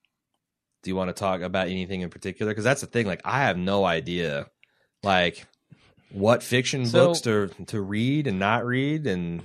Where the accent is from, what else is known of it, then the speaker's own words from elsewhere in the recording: New York, United States; Me being a New Yorker, I'm curious to know if you've been to New York, and if so, what did you think of the Big Apple?